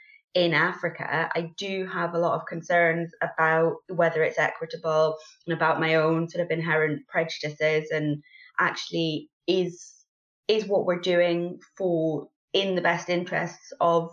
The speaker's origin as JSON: {"language": "English", "region": "England", "country": "United Kingdom", "tie": "born or raised there", "moved": "yes", "lives_now": "Scotland, United Kingdom", "said": "I grew up in England and then live in Scotland"}